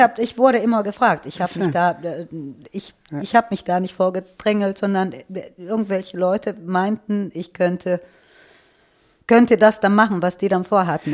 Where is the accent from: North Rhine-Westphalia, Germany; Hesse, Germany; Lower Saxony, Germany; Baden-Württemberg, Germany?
North Rhine-Westphalia, Germany; Düsseldorf; Ich bin in Düsseldorf geboren.